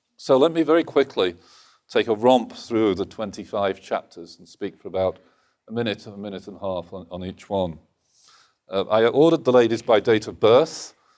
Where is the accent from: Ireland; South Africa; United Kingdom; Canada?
United Kingdom; British male economist